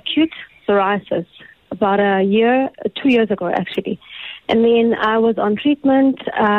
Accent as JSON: {"language": "English", "country": "South Africa", "also_born_or_lived": "Dubai", "said": "I am from South Africa"}